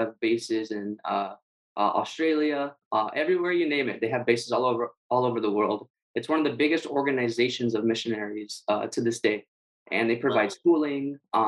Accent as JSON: {"language": "English", "town": "San Diego", "region": "California", "country": "United States", "tie": "born or raised there", "also_born_or_lived": "Guam", "lives_now": "Hawaii, United States", "said": "I grew up in California, San Diego. And then after that, we moved to Guam for 3 years. We lived in Guam. And then after that, we moved to Hawaii."}